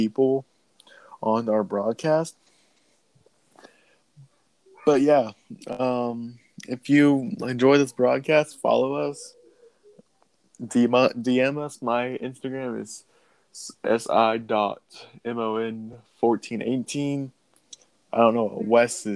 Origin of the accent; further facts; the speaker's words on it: Kansas, United States; I'm from Kansas